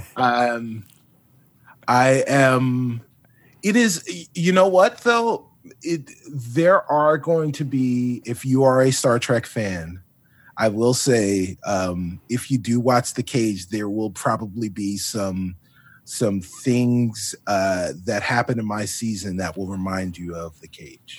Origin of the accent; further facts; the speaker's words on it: Long Island, New York, United States; also born or lived in South Bronx, New York; my parents and I, we, uh, we moved from the Bronx and, and wound up on Long Island in the eighties.